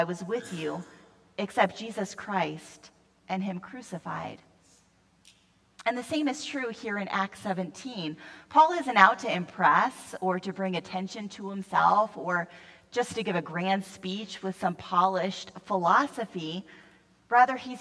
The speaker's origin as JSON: {"language": "English", "region": "Western Pennsylvania", "country": "United States", "tie": "born or raised there", "said": "I grew up in Western Pennsylvania"}